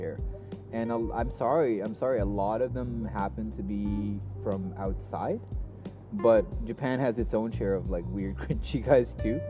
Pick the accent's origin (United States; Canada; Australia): Canada; We call it a toque. Do you guys call it toque? That's as weirdly Canadian.